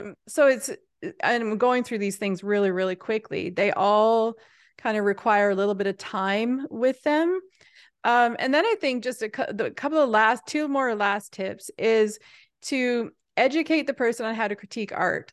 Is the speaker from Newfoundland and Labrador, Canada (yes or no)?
yes; Happy Adventure, Newfoundland and Labrador, Canada; I'm from Newfoundland, which is a remote island off the edge of Canada, but I'm also from a tiny little town called Happy Adventure